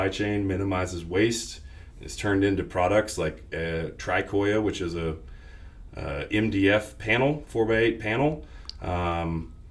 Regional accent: West Virginia, United States; moved away as an adult; now in Austin, United States; I grew up in West Virginia, moved to Austin in 2006 to practice landscape architecture

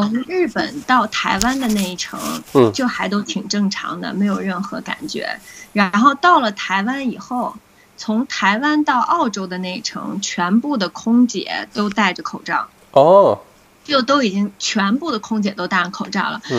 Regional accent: Beijing, China; now in Gold Coast, Australia; 因为我是北京的嘛，

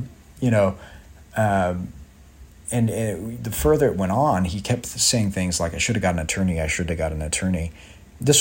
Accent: Joplin, Missouri, United States; now in New York City, United States; I ended up performing this work orally in my hometown in Joplin and now here in New York

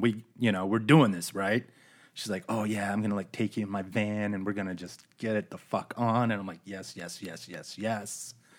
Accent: Phoenix, Arizona, United States; also born or lived in East Coast; everybody from the Phoenix area sort of transplants so we came in from the East Coast. Her family came in from the Midwest. And all throughout grade school, we kind of went to the same schools

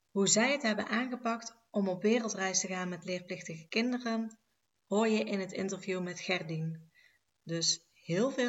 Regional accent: Enkhuizen, North Holland, Netherlands; Uit Enkhuizen. Dus dat is Noord-Holland.

